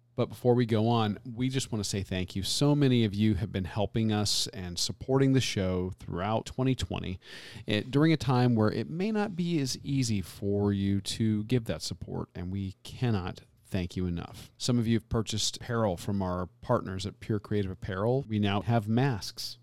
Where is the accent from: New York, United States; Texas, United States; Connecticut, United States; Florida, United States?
Florida, United States; I grew up in Florida my entire life